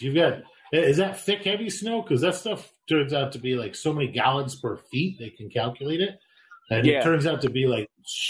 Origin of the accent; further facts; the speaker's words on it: Idaho, United States; moved away; I grew up in Idaho.